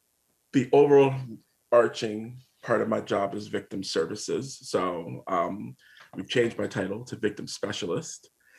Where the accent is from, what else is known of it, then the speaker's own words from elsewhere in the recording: Connecticut, United States; moved away as an adult; now in Vermont, United States; I am originally from Connecticut and ended up coming up this way to Vermont to do corrections